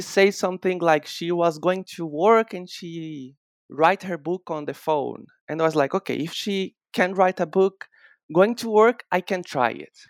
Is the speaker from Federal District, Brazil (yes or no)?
no; Bahia, Brazil; I'm, I'm from Bahia in Brazil